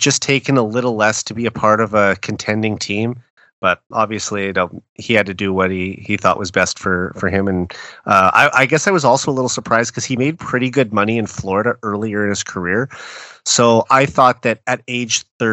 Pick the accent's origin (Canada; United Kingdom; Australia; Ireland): Canada; Saskatoon, Saskatchewan; my hometown of Saskatoon